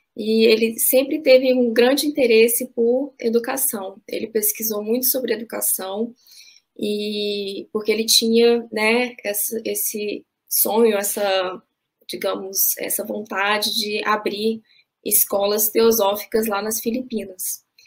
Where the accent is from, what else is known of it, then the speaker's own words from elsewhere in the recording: Brasília, Federal District, Brazil; moved away; Sou de Brasília, frequentava muito a livraria que tem lá na sede da sociedade